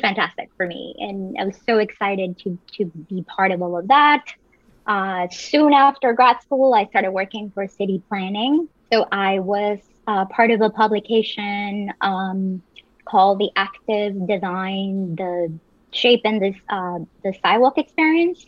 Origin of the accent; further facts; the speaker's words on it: Medellín, Antioquia, Colombia; also born or lived in Providence; now in New York, United States; I'm originally from Colombia. So I grew up in beautiful Medellin, Colombia.